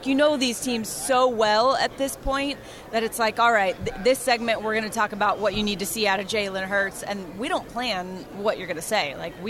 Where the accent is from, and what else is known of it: Phoenix, Arizona, United States; born or raised there